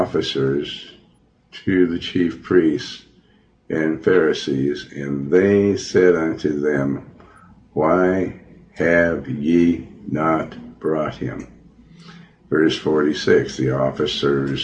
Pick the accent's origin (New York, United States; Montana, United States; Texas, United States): Montana, United States; also born or lived in Joplin, Missouri; I was born in Joplin, Missouri, and I was raised in Montana